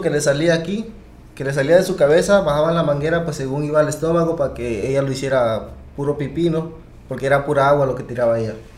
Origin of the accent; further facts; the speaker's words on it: Arriaga, Chiapas, Mexico; moved away; also born or lived in United States; así llegué a, Chiapas, donde en mi tierra